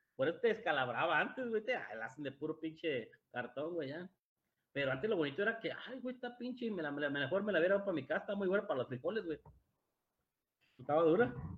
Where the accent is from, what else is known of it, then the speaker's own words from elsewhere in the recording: Mexico; mexicanos somos los únicos que hacemos piñata